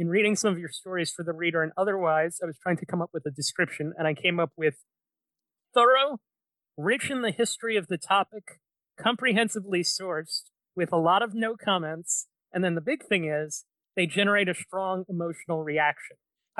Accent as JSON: {"language": "English", "town": "New York City", "region": "New York", "country": "United States", "tie": "born or raised there", "said": "As I said, I grew up in New York City."}